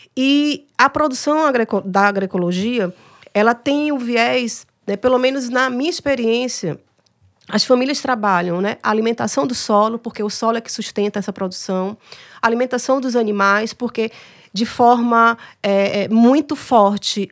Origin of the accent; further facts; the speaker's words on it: Bahia, Brazil; moved away as an adult; now in Ceará, Brazil; Eu sou baiana